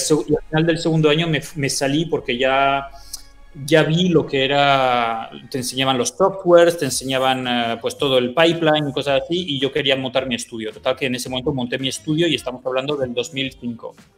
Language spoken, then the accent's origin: Spanish; France; also born or lived in San Sebastián, Spain; yo viví 10 años en, Sebastián, en San Sebastián y, luego, y luego me fui, mis padres se, fueron, se mudaron a Francia y, y, me fui a Francia y allí viví 30 años. O sea que... Em, yo, yo estudié en Francia, o sea, todo el colegio en Francia